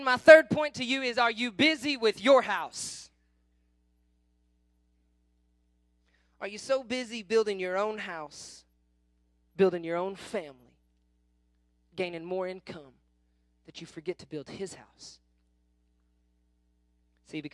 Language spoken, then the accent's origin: English; Kingfisher, Oklahoma, United States; I grew up in Kingfisher